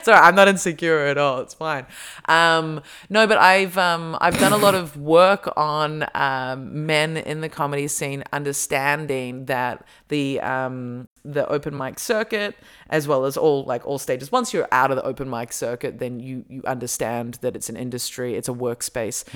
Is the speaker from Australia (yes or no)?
yes; Australia; accent: Australian; moved away; my Australian accent comes out a lot stronger